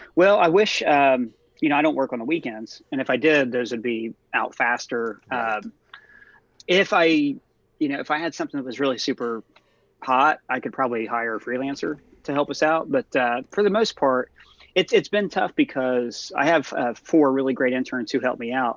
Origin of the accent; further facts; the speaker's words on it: Ohio, United States; I'm from Ohio, from a small town. I grew up in a trailer park